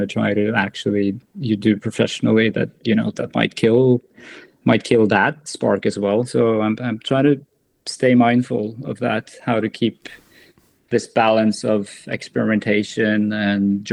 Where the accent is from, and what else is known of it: Norway; born or raised there